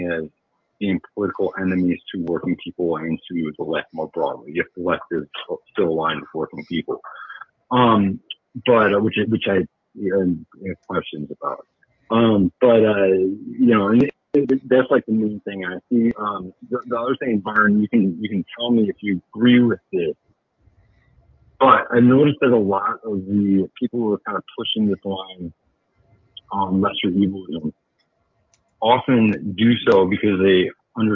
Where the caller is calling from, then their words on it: Milwaukee, Wisconsin, United States; calling from Milwaukee.